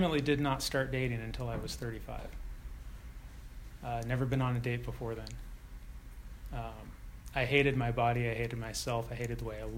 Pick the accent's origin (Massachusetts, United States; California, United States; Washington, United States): California, United States; San Ramon; also born or lived in Oakland, California; I was born in Oakland and, you know, had friends there, and then moved to San Ramon, where I had no friends